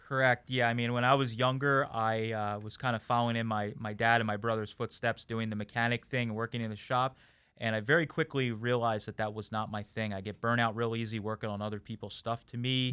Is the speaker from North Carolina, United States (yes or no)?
no; Boyertown, Pennsylvania, United States; I'm actually was born and raised in my hometown and where I'm at today, uh, Boyertown, Pennsylvania